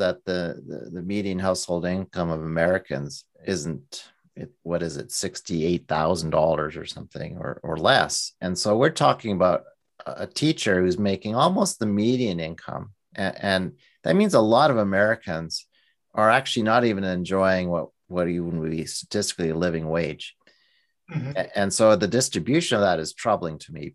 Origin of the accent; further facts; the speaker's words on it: Canada; also born or lived in Alberta; as a Canadian